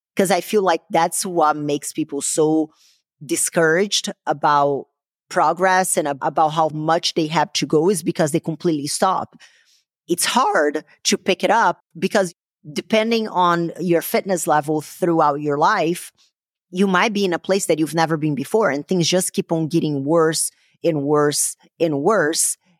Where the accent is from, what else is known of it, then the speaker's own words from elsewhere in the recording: Brazil; moved away; growing up in Brazil.